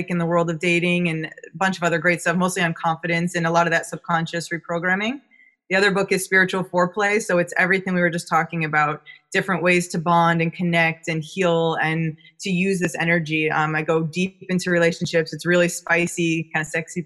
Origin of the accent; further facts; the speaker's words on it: New York, United States; now in California, United States; I'm from New York, but I've been living out in California for a long time